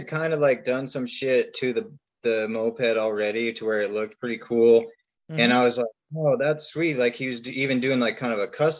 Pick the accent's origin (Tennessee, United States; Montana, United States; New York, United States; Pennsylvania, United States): Montana, United States; Billings; born and raised. Yeah, I was born in Billings and then grew up kind of out in the country